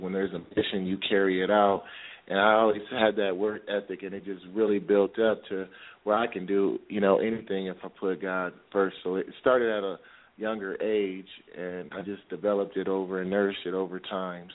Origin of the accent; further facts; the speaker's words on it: Peoria, Illinois, United States; I grew up in Peoria, Illinois